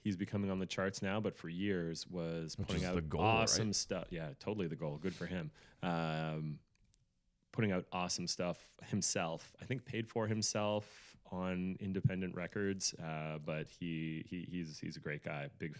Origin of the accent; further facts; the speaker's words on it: Albany, New York, United States; It's an Albany dialect. Or is it Utica? Upstate New York. Yeah, I'm from Albany.